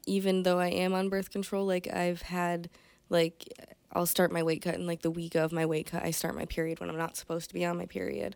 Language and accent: English; Conneaut, Ohio, United States; moved away as an adult; now in Michigan, United States; Conneaut, Ohio